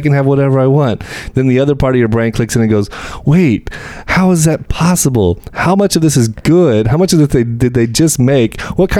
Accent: Texas, United States; I'm a Texan actually by birth.

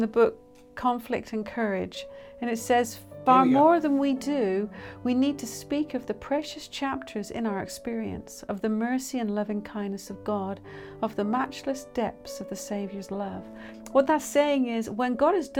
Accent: United Kingdom; moved away; we're British

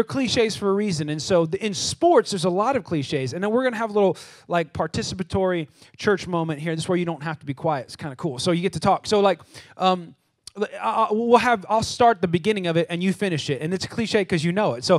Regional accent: California, United States; moved away as an adult; now in Texas, United States; I'm from California

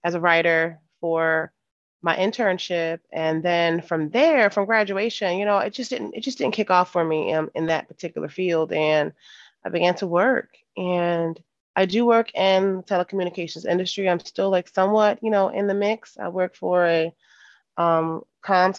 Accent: Philadelphia, Pennsylvania, United States; moved away; I'm from Philly, you know, simple girl from West Philadelphia, literally born and raised.

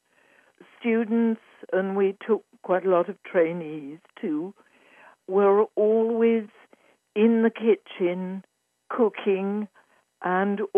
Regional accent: Yorkshire and the Humber, United Kingdom; moved away; also born or lived in Cambridge / London; I was born in Yorkshire, in England, in the heart of the countryside, just before World War II

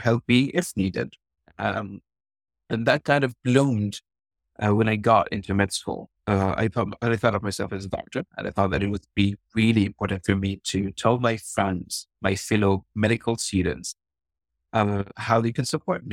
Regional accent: Gaza, Gaza Strip, Palestine; I'm from Gaza, Palestine

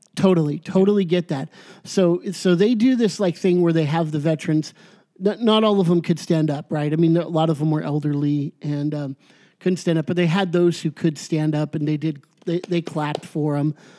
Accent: United States; I'm very proud to be an American

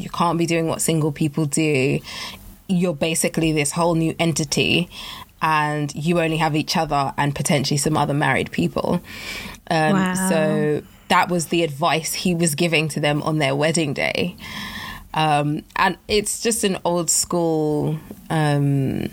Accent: Nigeria; I'm West African, I'm Nigerian

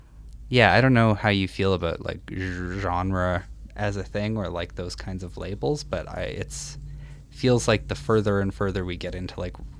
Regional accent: Saskatchewan, Canada; now in Edmonton, Canada; I'm from Saskatchewan originally and I'm in Edmonton now. Mm. And part of the perk of growing up in like smaller cities or smaller music scenes

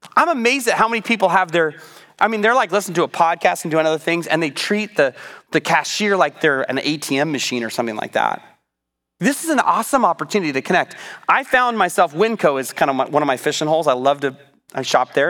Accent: United States; I'm an American

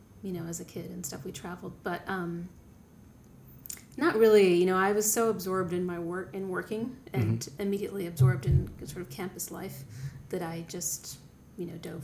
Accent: Kansas City, United States; moved away as an adult; also born or lived in California / New York; now in Brooklyn, United States; I grew up in Kansas City and moved to New York in 1996.

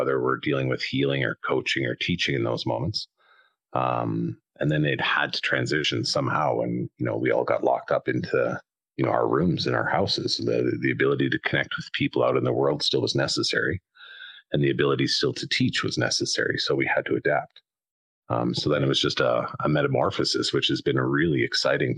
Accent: southern Alberta, Canada; I'm Canadian out on the west side in South in Alberta

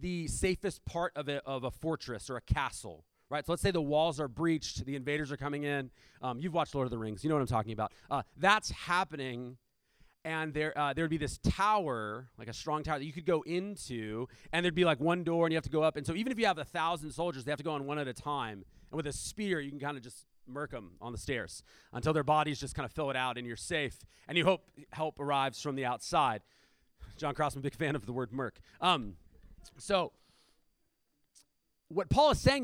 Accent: Chula Vista, California, United States; I grew up in Chula Vista, we call everyone fool

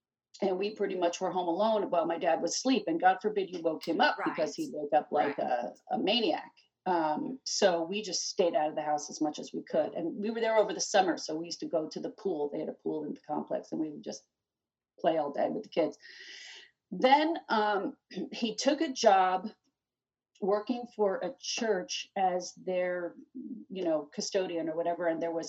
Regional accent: Harrisburg, Pennsylvania, United States; also born or lived in New Jersey / Bethlehem; But we lived in, I grew up in Harrisburg and then we lived, then we came to New Jersey for a while. And then my parents wanted to move back to Pennsylvania.

